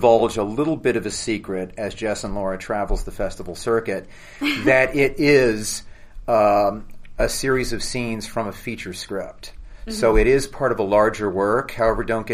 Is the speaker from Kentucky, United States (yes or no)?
yes; Louisville, Kentucky, United States; now in Los Angeles, United States; We're both from Louisville, Kentucky